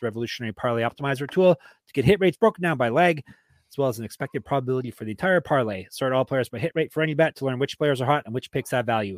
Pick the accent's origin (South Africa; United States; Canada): Canada; I'm Canadian